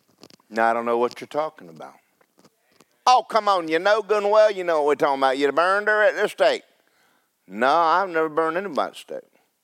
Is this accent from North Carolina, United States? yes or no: yes; North Carolina, United States; First time I was born in North Carolina as